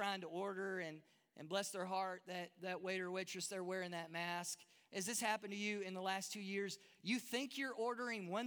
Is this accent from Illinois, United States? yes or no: no; Texas, United States; moved away as an adult; now in Durban, South Africa; that's hard for a Texas boy